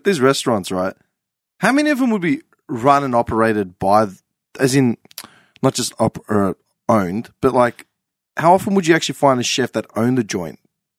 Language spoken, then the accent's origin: English; Clayton, Victoria, Australia; Clayton. I'm from Clayton. Yeah. Dead set.